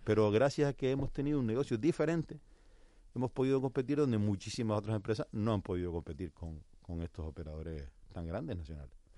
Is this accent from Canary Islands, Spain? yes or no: yes; Canary Islands, Spain; nosotros como canarios